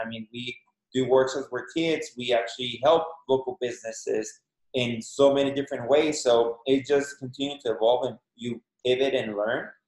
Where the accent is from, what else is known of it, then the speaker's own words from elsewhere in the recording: Mexico; moved away as an adult; now in United States; born and raised in Mexico. Uh, in Mexico, went to college over there. Been here in the States for 16, 17 years.